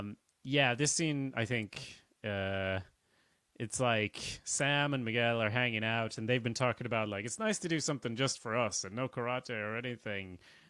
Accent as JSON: {"language": "English", "country": "Sweden", "lives_now": "Ireland", "said": "And I'm from Sweden, but I live in Ireland."}